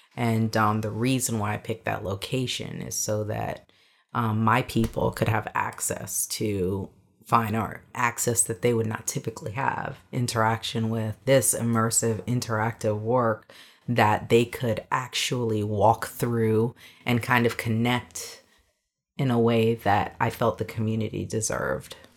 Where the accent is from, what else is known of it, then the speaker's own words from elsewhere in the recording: New York City, New York, United States; though I'm an American and though I was born in Bronx, New York, you know, my parents are Jamaican.